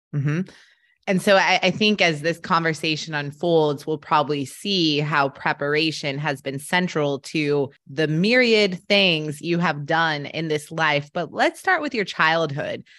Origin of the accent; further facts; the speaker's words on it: Colorado, United States; I grew up in Colorado